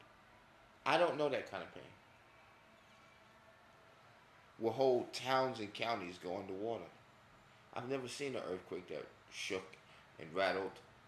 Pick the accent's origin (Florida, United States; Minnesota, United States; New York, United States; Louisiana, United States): New York, United States; growing up in New York